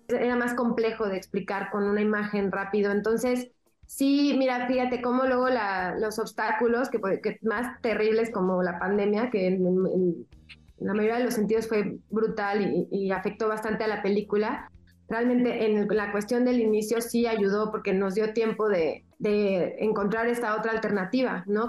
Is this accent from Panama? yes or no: no; Mexico; soy mexicana